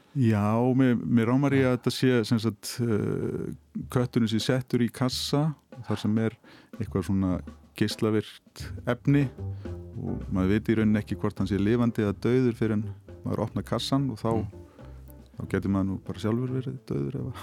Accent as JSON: {"language": "Icelandic", "town": "Hafnarfjörður", "region": "Capital Region", "country": "Iceland", "tie": "born or raised there", "said": "í Hafnafjörði heimabænum mínum"}